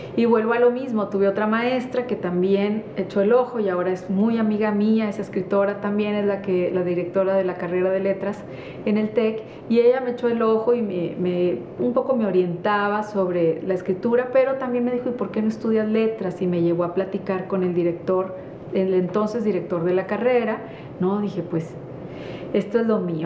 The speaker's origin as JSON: {"language": "Spanish", "region": "northern Mexico", "country": "Mexico", "said": "nosotros los norteños"}